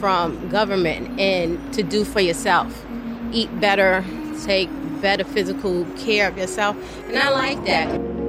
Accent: New York City, New York, United States; now in Richmond, United States; I was raised in New York, met my husband who was a member of the Nation of Islam and became a member.

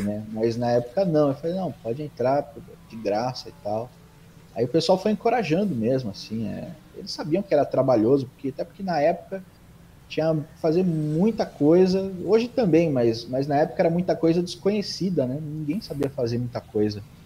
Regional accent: São Bernardo do Campo, São Paulo, Brazil; Sou nascido em São Paulo, mas moro aqui em São Bernardo desde sempre.

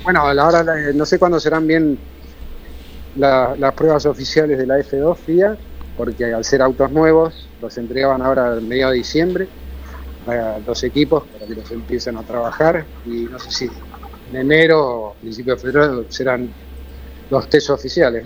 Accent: Argentina; como argentino

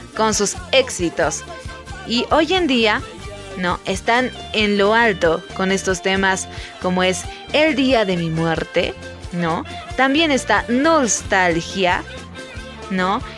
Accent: Bolivia; Tarija es un departamento de mi país donde abunda el vino delicioso

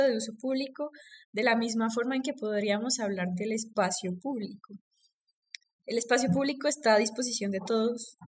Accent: Pereira, Risaralda, Colombia; accent: paisa; yo soy paisa, yo también soy pereirana

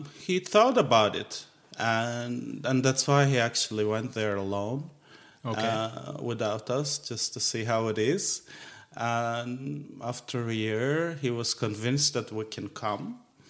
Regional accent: Kazakhstan; moved away as an adult; also born or lived in Sinop, Turkey / United States / Switzerland; now in Athens, Greece; I was born in Turkey, as you said, in Sinop. It's on the Black Sea coast. And when I was 8, my family decided to move to Kazakhstan.

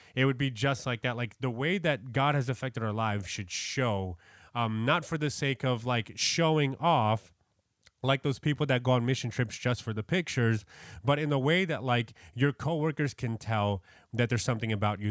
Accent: New York, United States; I'm from New York.

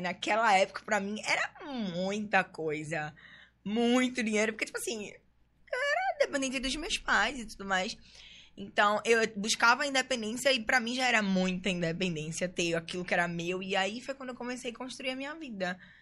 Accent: Recife, Pernambuco, Brazil; moved away as an adult; now in São Paulo, Brazil; eu nasci aqui no Recife mesmo, né? Eu fui criada no Pina.

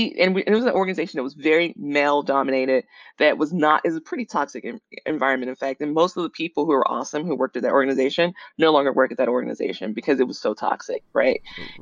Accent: the South, United States; so I grew up in the South, and then I kind of started my, you know, went to college and started my career in the Midwest, and now I'm on the West Coast.

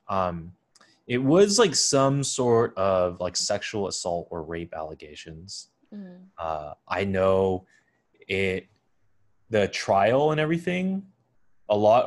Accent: Bay Area, California, United States; growing up in the Bay Area

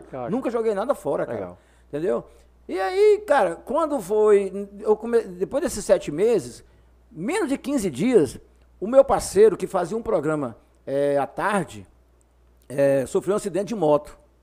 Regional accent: near Goiânia, Goiás, Brazil; also born or lived in Conceição do Araguaia, Pará / Caseara, Tocantins; now in Pará, Brazil; Como nós morava perto de Goiânia nessa época, que eu nasci perto de Goiânia

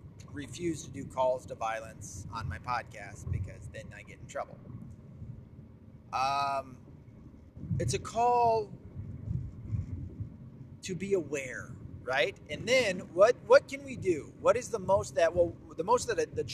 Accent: the South, United States; I'm also from the South

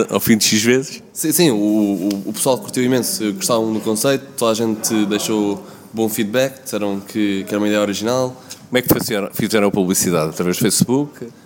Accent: Cascais, Lisbon, Portugal; Somos todos de parede de carcavelos.

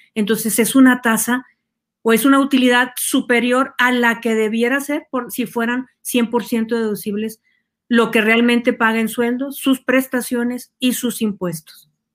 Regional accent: Mexico; generamos ingresos en nuestro país

